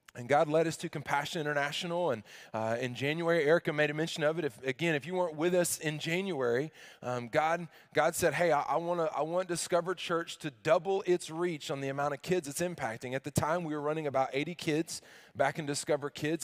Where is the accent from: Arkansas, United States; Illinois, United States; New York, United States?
Arkansas, United States; I grew up in the South